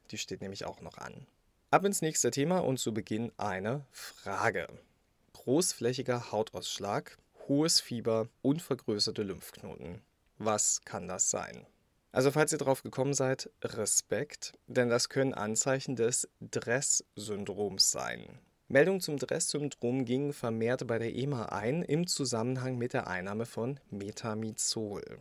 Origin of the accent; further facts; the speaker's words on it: Brandenburg, Germany; Brandenburg, mein Heimatbundesland.